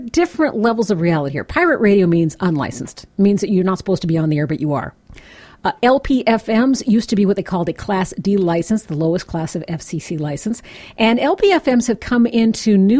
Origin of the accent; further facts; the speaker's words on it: outside Chicago, Illinois, United States; moved away; I grew up outside Chicago